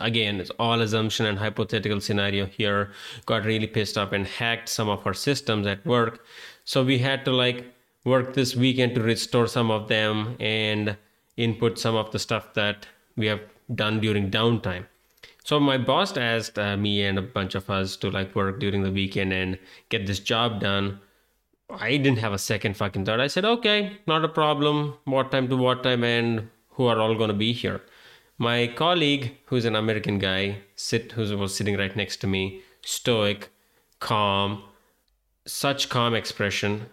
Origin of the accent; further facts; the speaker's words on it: India; moved away as an adult; I'm Indian and I sound like an I T specialist.